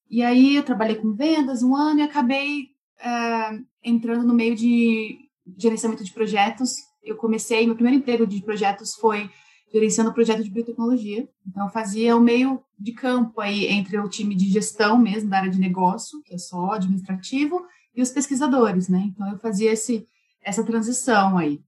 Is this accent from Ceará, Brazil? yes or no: no; Campinas, São Paulo, Brazil; moved away as an adult; nós somos de Campinas, interior de São Paulo, do Brasil